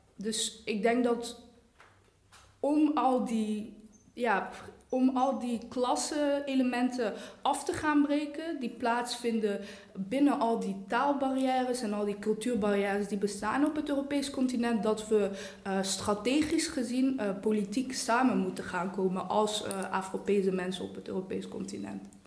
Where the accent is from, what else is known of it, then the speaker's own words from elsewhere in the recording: Eindhoven, North Brabant, Netherlands; accent: soft G; moved away as an adult; now in Brussels, Belgium; je inderdaad uit Woensel Noord kan komen